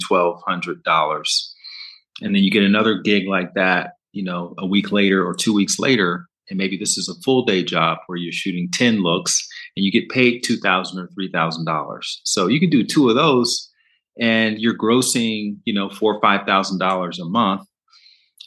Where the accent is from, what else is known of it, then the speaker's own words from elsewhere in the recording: Alabama, United States; moved away; also born or lived in Brooklyn; I'm from Alabama, which is the Bible Belt. So I grew up in the church